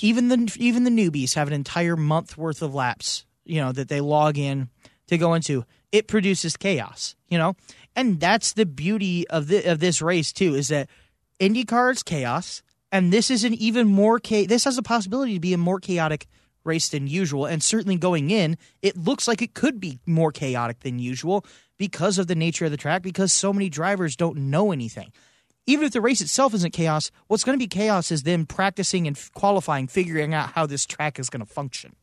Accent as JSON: {"language": "English", "town": "St. Louis", "region": "Missouri", "country": "United States", "said": "we're from Saint Louis"}